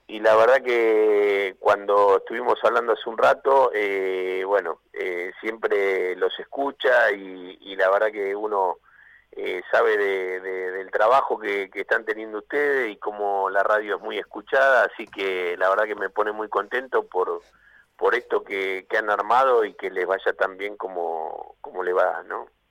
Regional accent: San Miguel, Buenos Aires Province, Argentina; mi lugar donde nací, en San Miguel

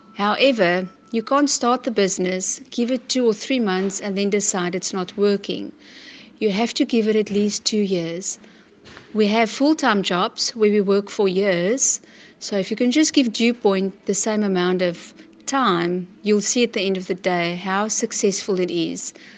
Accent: Port Elizabeth, Eastern Cape, South Africa; I'm from Port Elizabeth in the Eastern Cape.

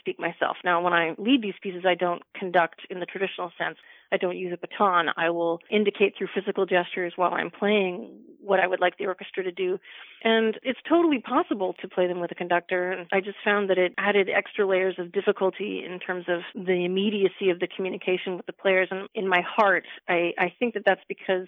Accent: Pacific Northwest, British Columbia, Canada; moved away; I am from the part of Canada where it never snows, which is the Pacific Northwest

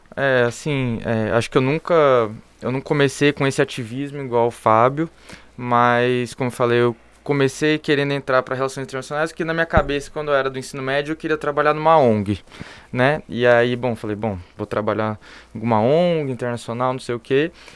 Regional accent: interior of São Paulo, Brazil; eu sou do interior de São Paulo

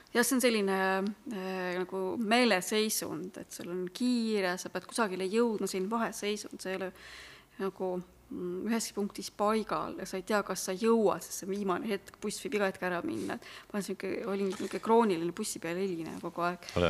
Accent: Simuna, Lääne-Viru County, Estonia; now in Tartu, Estonia; ma olen pärit ähm, sellisest kohast, mis on kolme mäe

